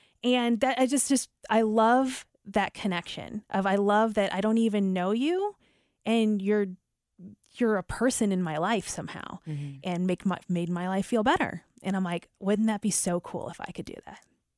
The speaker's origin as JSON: {"language": "English", "town": "St. Louis", "region": "Missouri", "country": "United States", "tie": "born or raised there", "said": "there was a morning show I grew up listening to in St. Louis, and I just felt like they were my friends."}